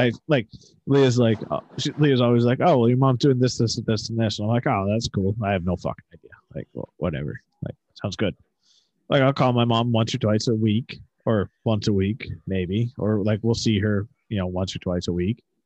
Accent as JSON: {"language": "English", "region": "the North", "country": "United States", "said": "I'm from the North"}